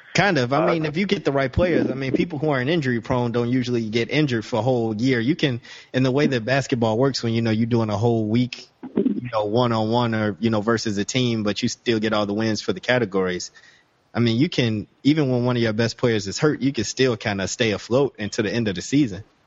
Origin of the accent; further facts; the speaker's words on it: Chicago, Illinois, United States; I grew up in Chicago